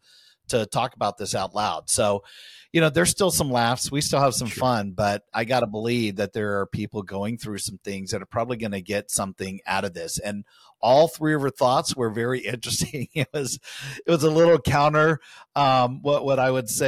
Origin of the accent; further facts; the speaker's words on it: Winter Garden, Florida, United States; here in my hometown in Winter Garden